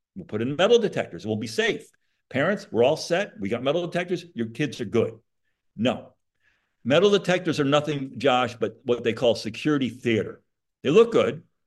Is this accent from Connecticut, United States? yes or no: yes; Monroe, Connecticut, United States; now in Florida, United States; I grew up in Monroe, Connecticut.